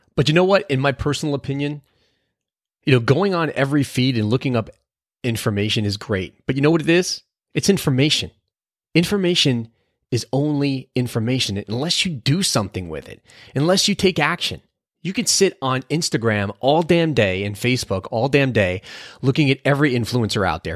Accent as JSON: {"language": "English", "region": "New Jersey", "country": "United States", "said": "we're both from New Jersey"}